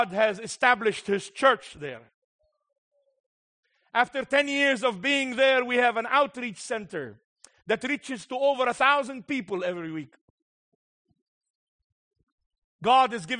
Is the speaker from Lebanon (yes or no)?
yes; Beirut, Beirut Governorate, Lebanon; I was born in Beirut